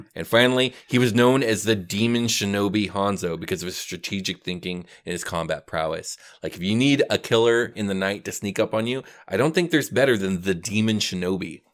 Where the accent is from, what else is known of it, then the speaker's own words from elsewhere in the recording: United States; as an American